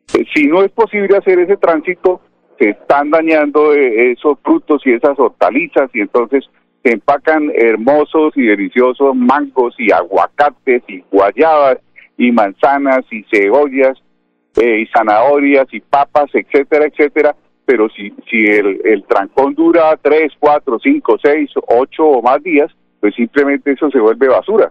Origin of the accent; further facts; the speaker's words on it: Colombia; somos colombianos